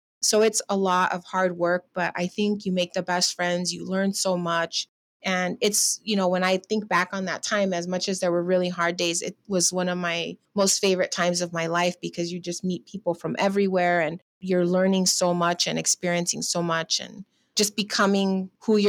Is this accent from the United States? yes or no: yes; Riverside, California, United States; also born or lived in Los Angeles, United States; I grew up in Riverside in Southern California